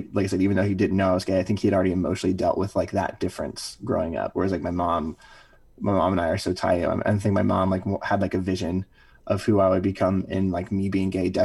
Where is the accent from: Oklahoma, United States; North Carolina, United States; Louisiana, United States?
Louisiana, United States; moved away as an adult; growing up in Louisiana